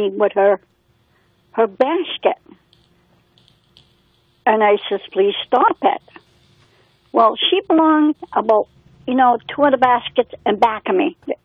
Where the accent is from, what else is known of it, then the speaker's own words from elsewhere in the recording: Manchester, Connecticut, United States; I was born and raised in this country. I was born in Connecticut